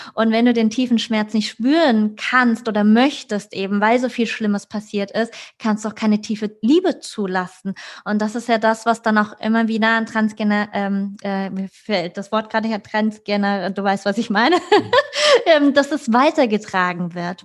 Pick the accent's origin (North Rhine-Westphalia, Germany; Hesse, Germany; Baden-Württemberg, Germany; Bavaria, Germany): Hesse, Germany; Frankfurt; ich komme aus Frankfurt, ja, Großstadt